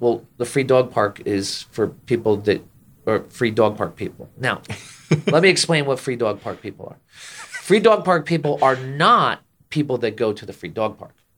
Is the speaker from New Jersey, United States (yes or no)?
yes; Jersey Shore, New Jersey, United States; moved away as an adult; also born or lived in Orlando, Florida; I grew up and, and spent, well, at this point, it's actually not a majority of my life, but, uh, my childhood on the Jersey Shore outside New York City